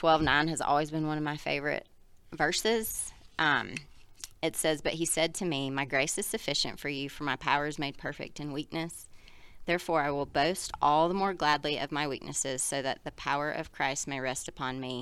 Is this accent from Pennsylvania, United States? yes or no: no; South Carolina, United States; moved away; I grew up in South Carolina.